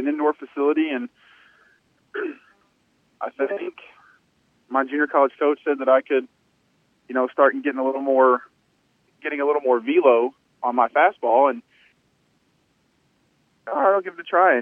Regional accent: Kentucky, United States; growing up in Kentucky

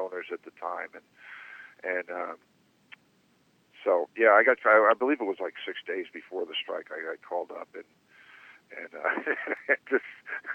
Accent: New York, United States; moved away; I grew up in New York

